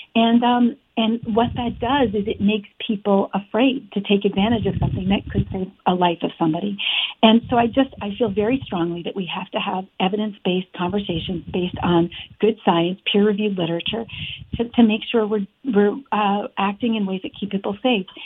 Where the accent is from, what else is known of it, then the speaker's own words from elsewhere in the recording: Afghanistan; now in Vermont, United States; I grew up in Afghanistan for years